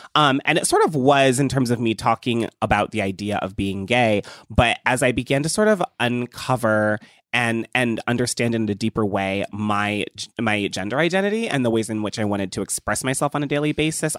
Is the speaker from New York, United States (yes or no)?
no; Ohio, United States; I grew up in Ohio